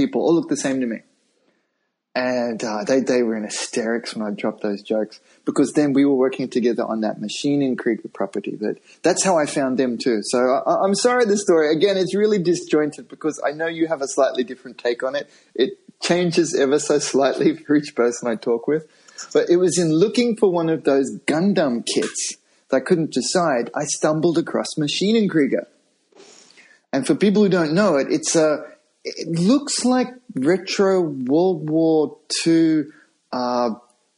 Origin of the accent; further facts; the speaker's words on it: Australia; moved away as an adult; also born or lived in Japan; I'm Australian